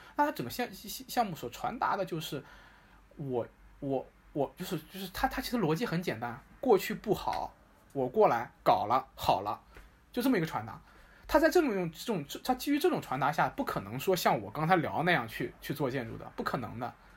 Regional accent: Xuzhou, Jiangsu, China; moved away as an adult; now in Hangzhou, China; 我老家是在徐州，对，我老家是在徐州，然后我，呃，我们家在徐州有一套房，呃，我是在那个房子里面长大的，度过了我从八岁到十八岁的十年。然后我弟弟是出生在那个房子里，他在那个房子里度过了他从一岁到八岁这八年。然后，呃，后来我们家搬到了杭州，我们家搬到了杭州

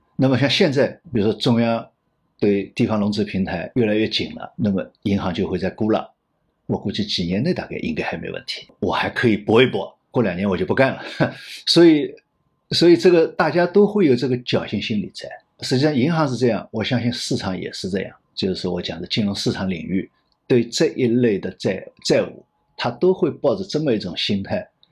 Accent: China; 我们中国人讲的一个度是很重要的

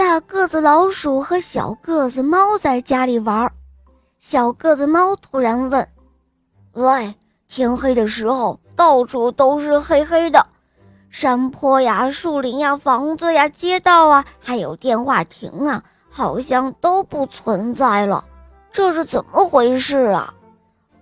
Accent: Shuozhou, Shanxi, China; 我来自山西省朔州市，我五岁了

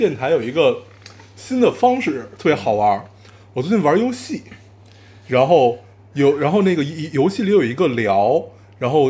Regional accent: Beijing, China; 作为一个北京人，其实咱们甜的现在都吃，

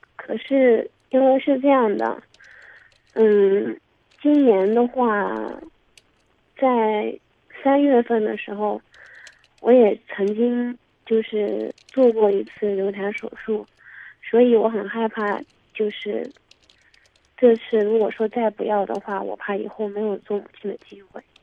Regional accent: Jiangxi, China; now in Zhejiang, China; 我们家是江西那边的

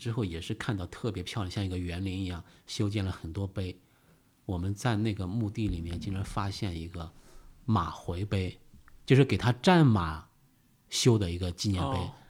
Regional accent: Beijing, China; 我说不，我们来自北京

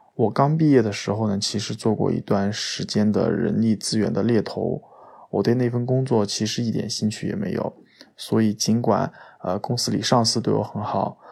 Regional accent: Anhui, China; now in Shanghai, China; 我来自安徽。现在在上海工作，呃，是上海名师图书的编辑

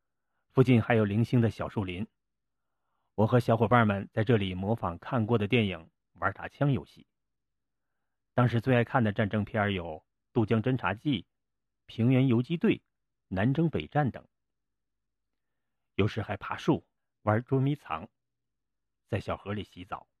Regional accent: Changtu, Liaoning, China; moved away as an adult; also born or lived in Beijing / Germany; 我于一九六六年十月三号出生在辽宁昌图。

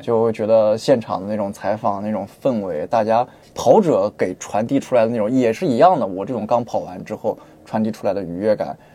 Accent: Hefei, Anhui, China; now in Shenzhen, China; 我是合肥人

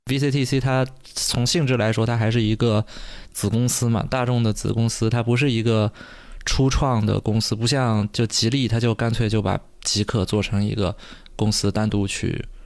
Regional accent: China; 其实是我们中国人最熟悉的

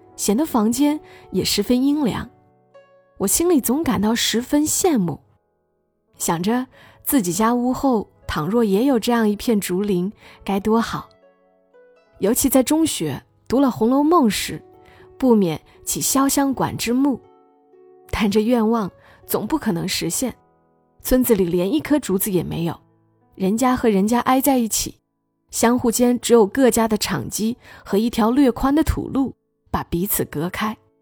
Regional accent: Hunan, China; moved away; 我想起这个季节的老家，我们湖南老家，即将会有我最爱吃的小笋

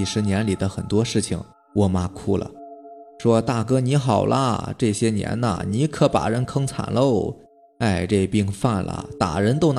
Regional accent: Jixian County, Heilongjiang, China; 之前说过，我老家是住在集贤县的，三舅呢就住在老家

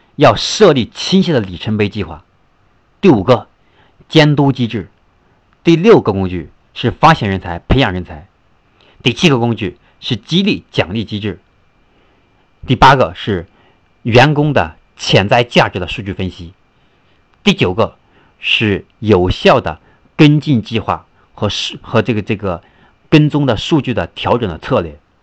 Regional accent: China; 我们中国人

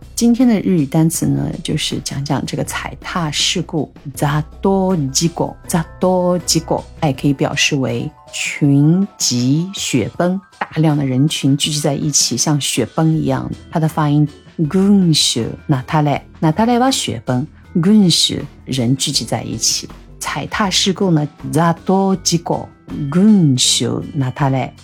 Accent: China; 我们中国人为什么要过洋节

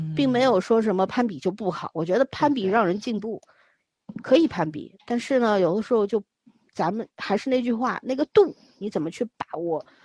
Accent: Beijing, China; 那时候在北京，小时候在北京生活嘛

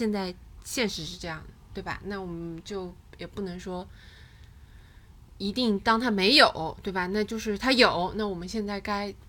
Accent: Hangzhou, Zhejiang, China; 在杭州，我高中那就是二零零七年、二零零六年的样子。

